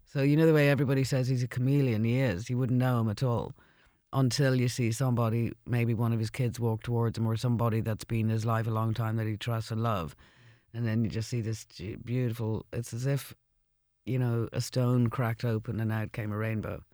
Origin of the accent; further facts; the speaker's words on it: Ireland; I moved back to Ireland after the second album